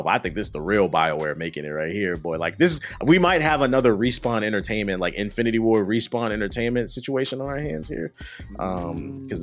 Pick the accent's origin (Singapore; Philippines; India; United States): United States; I'm an American